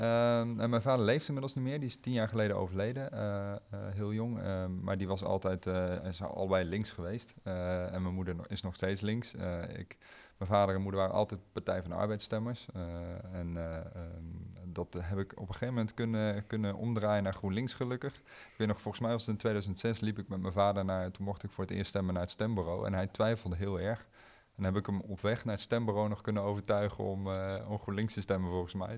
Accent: Arnhem, Gelderland, Netherlands; ik kom uit Arnhem-Zuid

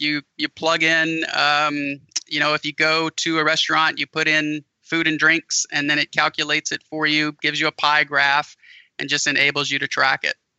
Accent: an hour south of New Orleans, Louisiana, United States; moved away; I'm originally from an hour south of New Orleans

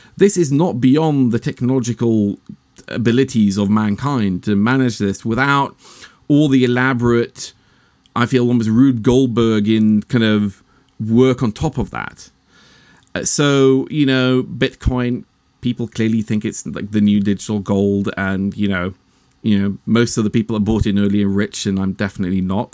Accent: Norway; I'm actually Norwegian

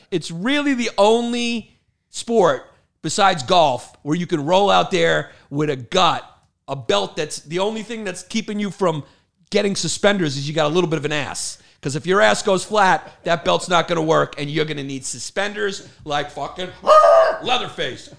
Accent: New York, United States; I'm from New York

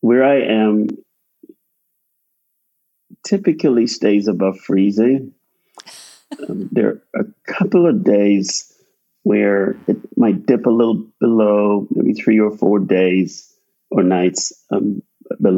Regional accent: Guyana; also born or lived in Michigan / New Jersey; now in Florida, United States; I grew up in Guyana, South America, and it's tropical

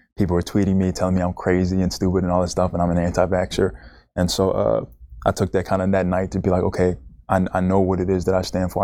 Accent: Naples, Florida, United States; also born or lived in Bronx, New York; I grew up in Bronx, New York, till I was about ten. Played a little bit of basketball there, but not, it wasn't, like, my thing. Moved to Naples, Florida

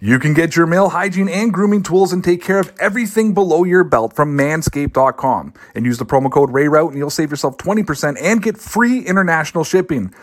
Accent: Toronto, Ontario, Canada; I'm from Toronto

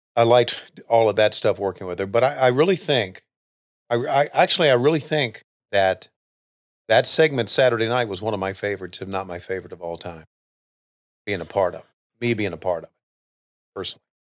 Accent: Western Virginia, United States; I grew up in Virginia, and West Virginia realistically was not too far away 'cause I lived in Western Virginia

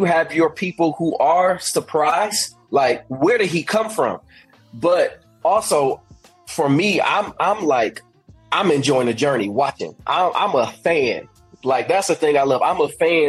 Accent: Indiana, United States; moved away as an adult; now in Birmingham, United States; I'm from Indiana, living in Indiana, 2014

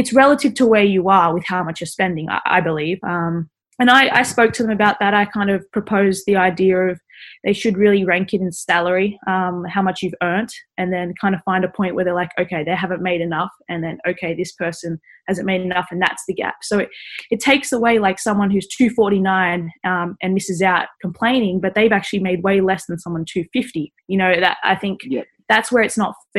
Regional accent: Australia; being Australian

